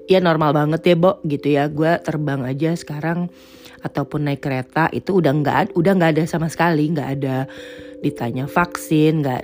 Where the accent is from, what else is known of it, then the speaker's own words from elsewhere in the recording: Netherlands; Atau mungkin gue berasal dari Belanda yang cuacanya lebih uh, nyebelin ya.